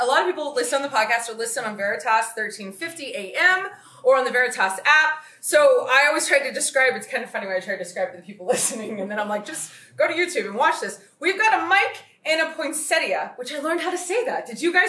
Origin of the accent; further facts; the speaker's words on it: the South, United States; I am from the South.